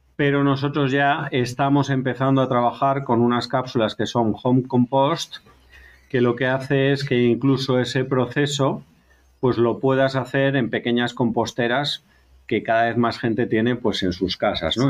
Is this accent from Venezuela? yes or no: no; Galicia, Spain; soy gallego, voy a hacer un poquito de, de publicidad de mi tierra